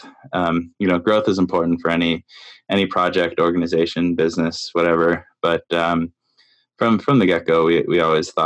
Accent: Canada; now in New York, United States; I live in New York, and I'm from Canada originally.

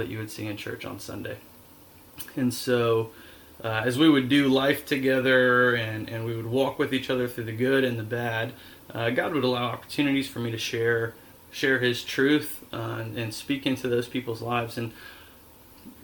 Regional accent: Dallas, Georgia, United States; we grew up in Dallas, Georgia, which was suburbia, really

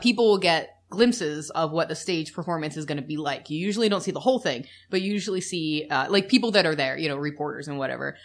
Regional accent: United States; We're the American couple

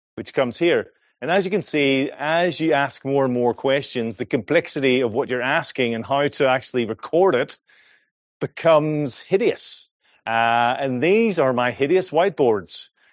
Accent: Ireland; accent: Irish; moved away as an adult; now in Perth, Australia; I'm originally from Ireland. This is an Irish accent

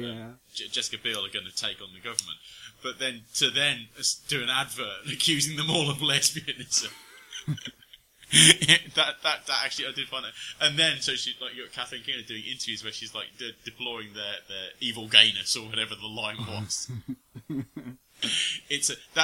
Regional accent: United Kingdom; we're British

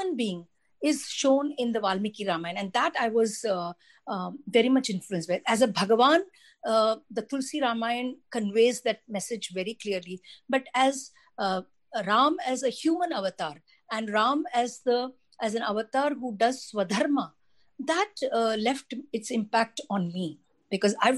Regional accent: Delhi, India; I grew up in Delhi

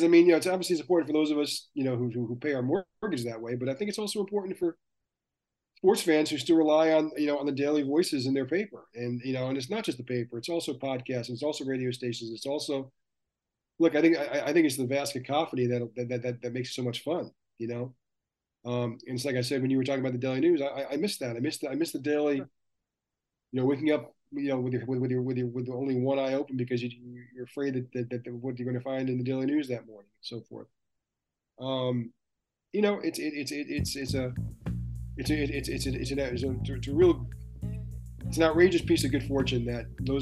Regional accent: Long Island, New York, United States; a kid who grew up on Long Island

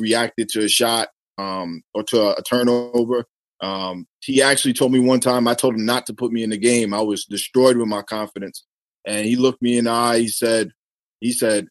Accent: New York City, New York, United States; I'm from Staten Island

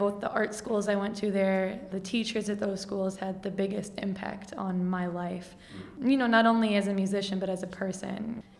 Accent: Milwaukee, Wisconsin, United States; also born or lived in San Diego / Las Vegas; now in Chicago, United States; I'm from Milwaukee, Wisconsin. I lived in Chicago for a little bit. Then I lived in San Diego for all of grade school. Back to Milwaukee. Then I lived in Vegas for a year when I was 15.

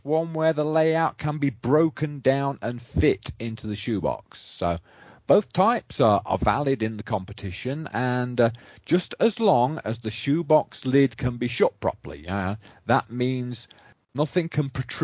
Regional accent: England, United Kingdom; moved away; as an Englishman and an English modeler

